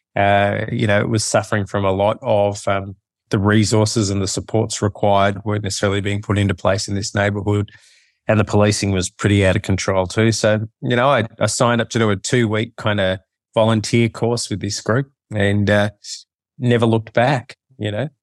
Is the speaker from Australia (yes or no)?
yes; Melbourne, Victoria, Australia; now in Sydney, Australia; I've lived here most of my life, but I grew up in Melbourne.